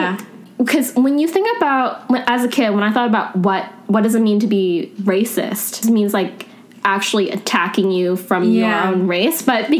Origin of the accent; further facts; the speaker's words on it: Langley, British Columbia, Canada; also born or lived in East Vancouver; now in Vancouver, Canada; I grew up in Langley